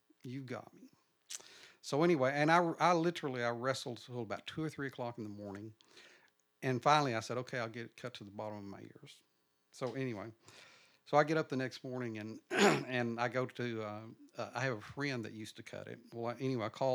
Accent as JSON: {"language": "English", "town": "Nocona", "region": "Texas", "country": "United States", "tie": "born or raised there", "moved": "yes", "lives_now": "Dallas, United States", "said": "I grew up in Nocona"}